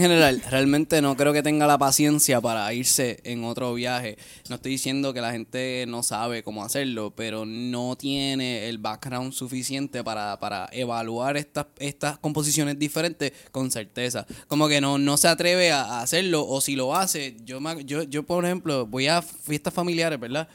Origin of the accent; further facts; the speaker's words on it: Puerto Rico; nuestra cultura genéticamente no está tan predispuesta como los mexicanos a sentir el rock